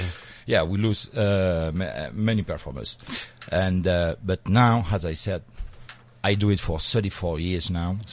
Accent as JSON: {"language": "English", "town": "Paris", "region": "Île-de-France", "country": "France", "tie": "born or raised there", "moved": "yes", "lives_now": "Hossegor, France", "said": "I was born in Paris, but I live now in a city called Osegore"}